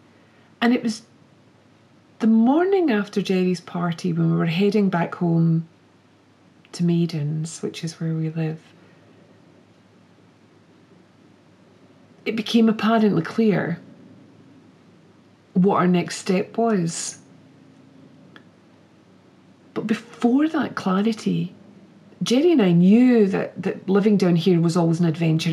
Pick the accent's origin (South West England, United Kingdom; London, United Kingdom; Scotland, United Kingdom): Scotland, United Kingdom; Glasgow; also born or lived in Edinburgh; even though I was brought up in Glasgow, Edinburgh feels more like home, because we brought our three girls up in Edinburgh and we lived there for over 16 years.